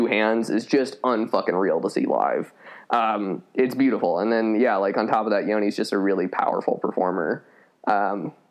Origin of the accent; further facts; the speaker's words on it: Colorado Springs, Colorado, United States; moved away; I grew up in Colorado Springs, which is the evangelical capital of the world.